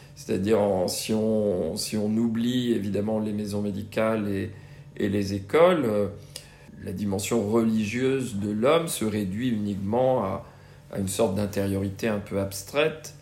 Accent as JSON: {"language": "French", "region": "Brittany", "country": "France", "tie": "born or raised there", "said": "j'ai grandi en Bretagne"}